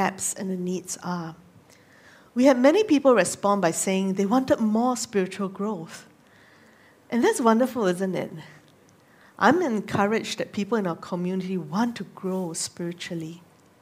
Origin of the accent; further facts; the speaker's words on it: Singapore; moved away as an adult; also born or lived in Nagano, Japan; I grew up in Singapore, but I'm very thankful that I got to live in some of the more rural areas in Japan when I was serving there.